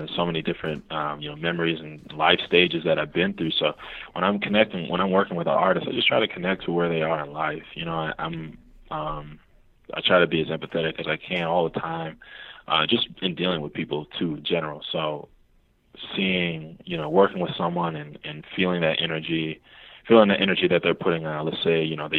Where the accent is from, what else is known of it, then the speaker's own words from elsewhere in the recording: Milwaukee, Wisconsin, United States; now in Chicago, United States; in Milwaukee, which is my hometown